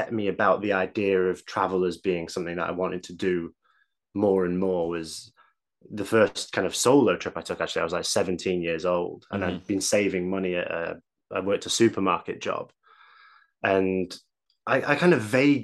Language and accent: English; Manchester, North West England, United Kingdom; also born or lived in Leeds; I grew up in Manchester